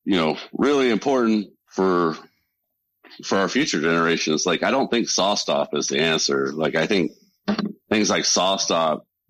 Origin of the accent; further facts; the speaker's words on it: Central California, United States; I grew up in Central California